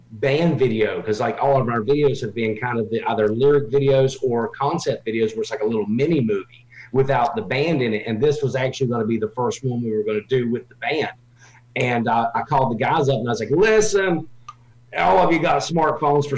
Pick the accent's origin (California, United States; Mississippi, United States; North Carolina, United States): North Carolina, United States; accent: twang; moved away; I am from North Carolina originally